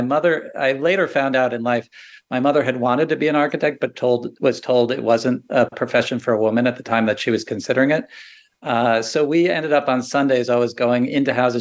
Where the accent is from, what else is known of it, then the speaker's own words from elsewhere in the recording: about an hour west of Manhattan, New Jersey, United States; I grew up about an hour west of Manhattan